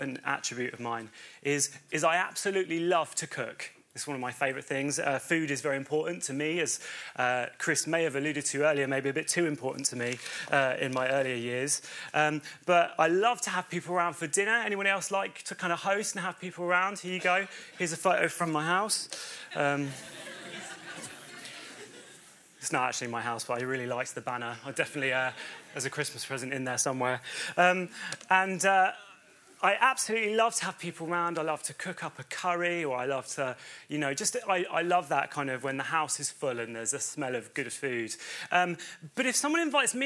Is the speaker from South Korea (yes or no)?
no; Bedford, East of England, United Kingdom; moved away as an adult; also born or lived in Chichester; I'm originally from Bedford in Bedfordshire